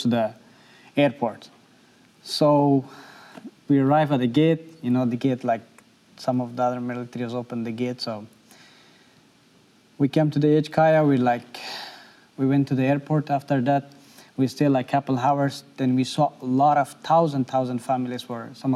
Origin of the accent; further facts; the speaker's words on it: Afghanistan; English is a second language; moved away as an adult; now in Nashville, United States; I'm a refugee. I came from Afghanistan.